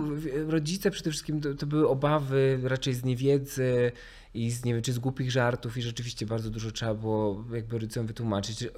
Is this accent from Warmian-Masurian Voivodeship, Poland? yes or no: yes; Mikołajki, Warmian-Masurian Voivodeship, Poland; moved away; pochodzę z małej miejscowości